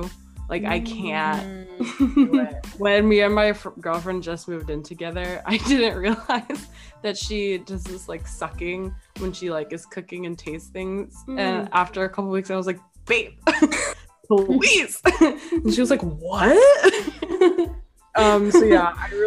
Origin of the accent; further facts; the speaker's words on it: Chicago, Illinois, United States; I'm from Chicago. I'm from the South Side